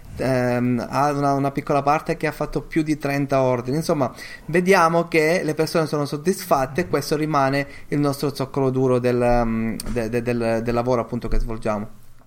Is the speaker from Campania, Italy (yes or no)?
no; Sicily, Italy; io sono siciliano, eh, mia moglie è anche, an-, anche lei lo è